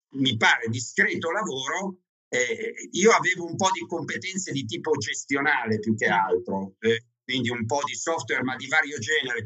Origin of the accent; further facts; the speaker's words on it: Milan, Lombardy, Italy; also born or lived in Veneto; now in Ivrea, Italy; io di origine sono milanese, eh, anzi ancora prima veneta, ma oggi ho vagato per il nord dell'Italia parecchio